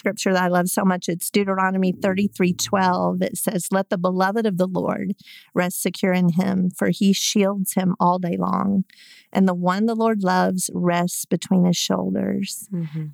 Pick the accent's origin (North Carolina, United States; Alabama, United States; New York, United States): Alabama, United States; Eufaula; moved away as an adult; also born or lived in Virginia / Florida / California / Colorado; I'd grown up in the same small town all my life. I grew up in Eufaula